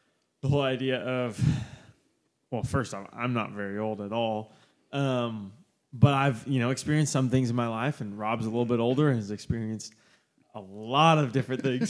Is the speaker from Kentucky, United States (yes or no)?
no; Oklahoma City, Oklahoma, United States; I grew up in Oklahoma City and born and raised kind of in the outskirts.